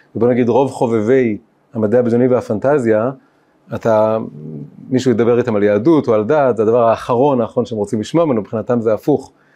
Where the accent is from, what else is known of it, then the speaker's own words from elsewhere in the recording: Tel Aviv, Tel Aviv District, Israel; אני גדלתי פה קרוב, בתל אביב